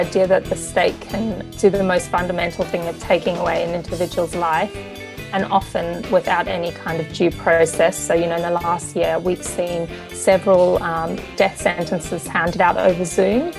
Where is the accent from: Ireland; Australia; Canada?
Australia; Sydney, New South Wales; moved away as an adult; also born or lived in New York / London; I grew up on the North Shore in Sydney